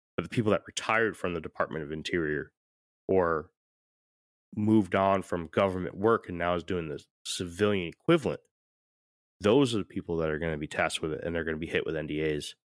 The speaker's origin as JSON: {"language": "English", "town": "St. Petersburg", "region": "Florida", "country": "United States", "tie": "born or raised there", "also_born_or_lived": "Connecticut", "moved": "yes", "said": "I'm from, I'm from Saint Pete, Tampa, right? I mean, I was born in Connecticut, but I spent a good amount of my time in Saint Petersburg, which is right next to Tampa"}